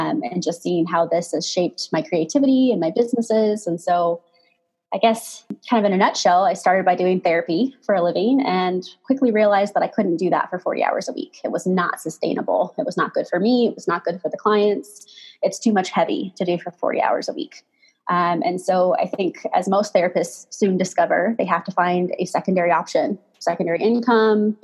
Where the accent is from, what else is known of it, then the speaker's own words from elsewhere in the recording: Pacific Northwest, United States; now in Colorado, United States; we grew up in the Pacific Northwest